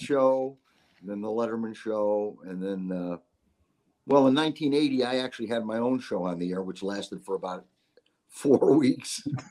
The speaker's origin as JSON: {"language": "English", "town": "Syracuse", "region": "New York", "country": "United States", "moved": "as an adult", "said": "I'm from Syracuse, New York."}